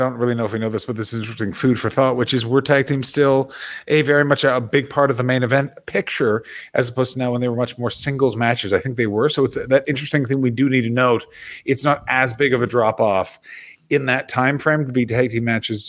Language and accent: English; Florida, United States; You do know I'm from Florida, dude.